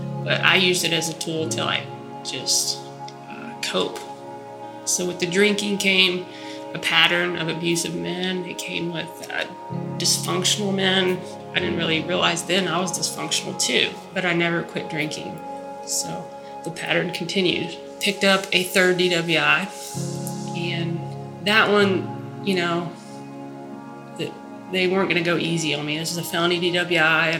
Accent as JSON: {"language": "English", "town": "Ridgecrest", "region": "California", "country": "United States", "tie": "born or raised there", "said": "I'm from Ridgecrest, California. I was born there"}